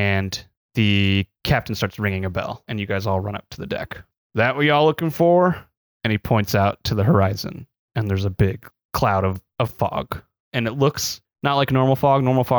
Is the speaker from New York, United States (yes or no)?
no; Missouri, United States; born and raised in Missouri.